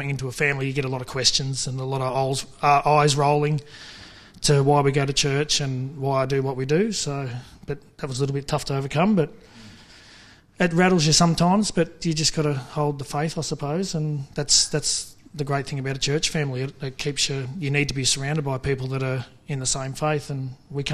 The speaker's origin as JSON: {"language": "English", "town": "Kerang", "region": "Victoria", "country": "Australia", "tie": "born or raised there", "said": "I grew up about 5 k's out of Kareng on the Swan Hill Road on a farm, on the family farm."}